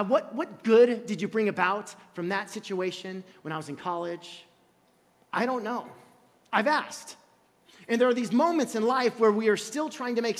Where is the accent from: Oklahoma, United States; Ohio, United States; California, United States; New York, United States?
California, United States; also born or lived in Illinois; in 1989 when we moved from Illinois to California